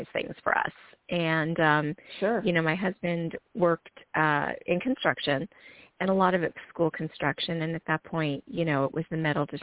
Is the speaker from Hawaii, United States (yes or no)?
no; eastern end of Long Island, the Hamptons, New York, United States; moved away as an adult; also born or lived in Brooklyn, New York; now in Houston, United States; I was born in Brooklyn and raised on the eastern end of Long Island. So it's considered the Hamptons